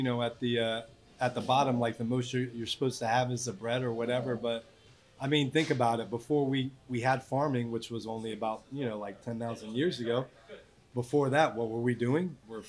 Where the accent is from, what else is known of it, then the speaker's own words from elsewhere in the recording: New Orleans, Louisiana, United States; Yes, it's a big seafood town.